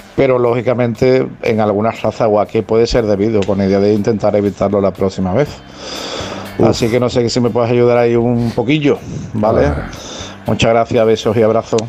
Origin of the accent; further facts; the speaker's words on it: Seville, Andalusia, Spain; soy de Sevilla